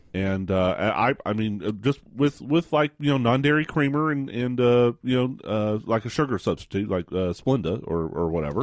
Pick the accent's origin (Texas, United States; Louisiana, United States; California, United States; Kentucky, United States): Texas, United States; West; I grew up in West Texas